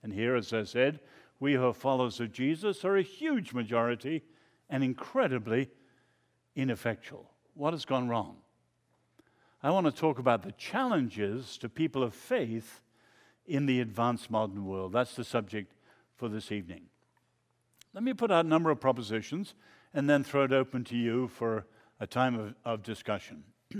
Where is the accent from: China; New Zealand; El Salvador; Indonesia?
China; I grew up in China.